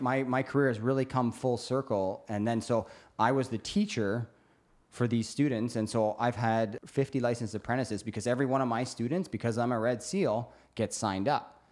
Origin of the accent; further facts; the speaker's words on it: Brantford, Ontario, Canada; now in British Columbia, Canada; I'm from Brantford, Hamilton area, Burlington